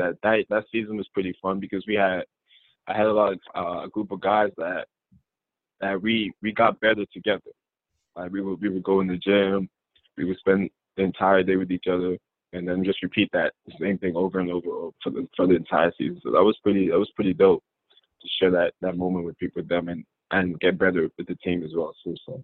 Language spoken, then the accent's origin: English; Kentucky, United States; I'm from Western Kentucky.